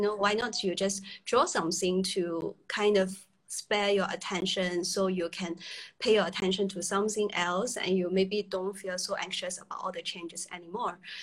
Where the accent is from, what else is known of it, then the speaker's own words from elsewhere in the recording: China; moved away; I was from China originally